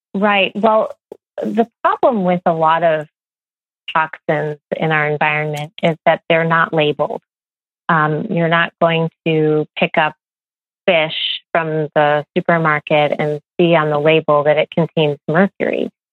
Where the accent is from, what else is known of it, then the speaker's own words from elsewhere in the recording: Midwest, United States; I grew up in the Midwest